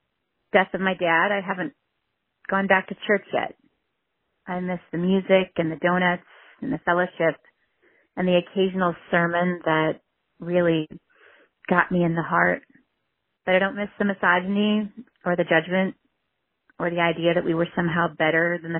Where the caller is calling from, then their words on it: Cleveland, Ohio, United States; I'm calling from Cleveland.